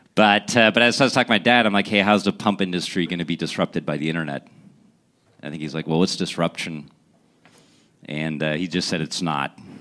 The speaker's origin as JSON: {"language": "English", "town": "Essen", "region": "North Rhine-Westphalia", "country": "Germany", "tie": "born or raised there", "also_born_or_lived": "Pittsburgh, Pennsylvania", "moved": "yes", "lives_now": "United States", "said": "I was born in Germany"}